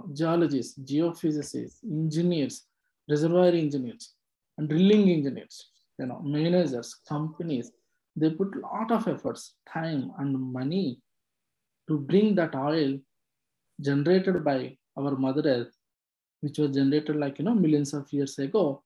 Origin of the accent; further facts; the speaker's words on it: Andhra Pradesh, India; moved away as an adult; also born or lived in Hyderabad; now in Houston, United States; I was born and brought up in Andhra Pradesh in India